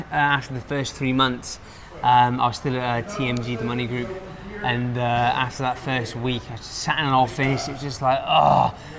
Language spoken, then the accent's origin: English; Plymouth, South West England, United Kingdom; moved away as an adult; now in Pattaya, Thailand; So I'm from the UK, you can probably guess by the accent. I grew up in a city called Plymouth. Which is the south. It's a seaside town or city. I then came to Thailand 10 years.